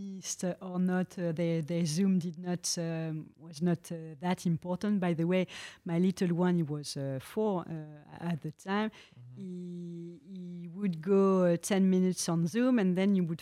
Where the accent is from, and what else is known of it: Champagne, Grand Est, France; born or raised there; accent: French; English is a second language; moved away as an adult; also born or lived in Netherlands; now in Luxembourg